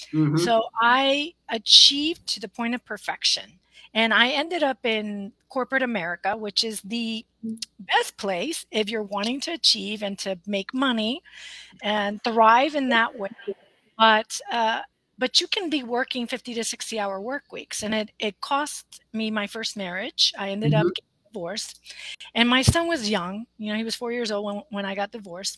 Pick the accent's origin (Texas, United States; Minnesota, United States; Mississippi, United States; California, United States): Texas, United States; on the border with Mexico, South; moved away as an adult; now in Austin, United States; I'm based out of Austin, Texas now, but I grew up on the border with Texas and Mexico